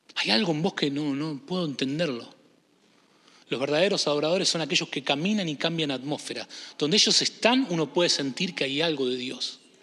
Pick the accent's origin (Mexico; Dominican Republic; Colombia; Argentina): Argentina; also born or lived in Michigan / Illinois; now in Chicago, United States; Yo vengo de Argentina también